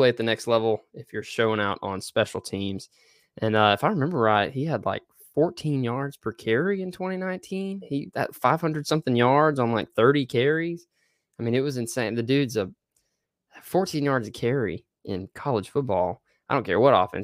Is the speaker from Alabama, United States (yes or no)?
no; Searcy, Arkansas, United States; I'm from Searcy, Arkansas